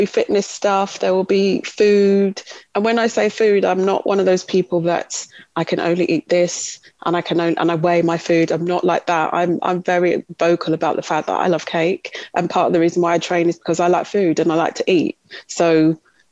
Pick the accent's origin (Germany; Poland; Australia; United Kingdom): United Kingdom; Kent, South East England; also born or lived in Leicester / London; We grew up in Kent. So we grew up outside of London.